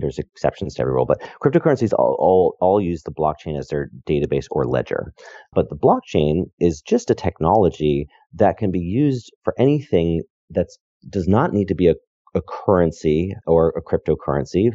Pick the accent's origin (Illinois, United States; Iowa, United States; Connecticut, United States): Connecticut, United States; moved away as an adult; also born or lived in New York / San Francisco; I am from Connecticut and lived in New York, you know, kind of growing up, and then I moved to Silicon Valley.